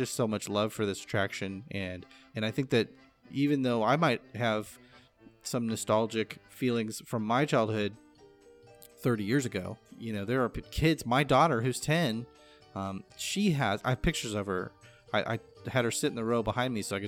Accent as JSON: {"language": "English", "region": "California", "country": "United States", "tie": "born or raised there", "said": "growing up in California"}